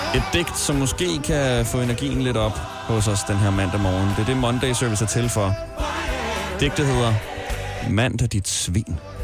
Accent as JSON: {"language": "Danish", "town": "Smørum", "region": "Capital Region of Denmark", "country": "Denmark", "said": "fordi jeg er fra Smørum, lige ved siden af."}